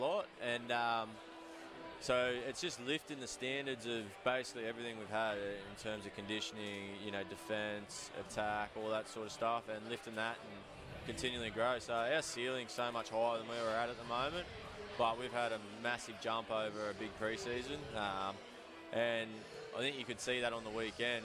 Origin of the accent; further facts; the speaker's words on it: 1.5-2 hours north of Newcastle, New South Wales, Australia; moved away as an adult; now in Auckland, New Zealand; Newcastle's basically my hometown team. I grew up an hour and a half, 2 hours north of there.